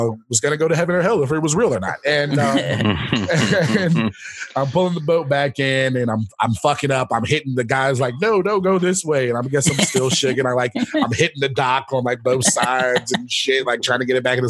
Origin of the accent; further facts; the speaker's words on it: the South, United States; now in Los Angeles, United States; I am from the South